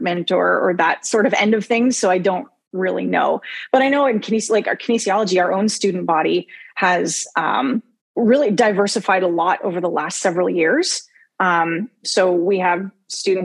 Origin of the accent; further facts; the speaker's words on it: Windsor, Ontario, Canada; I grew up here, not in Windsor, on the outskirts of Windsor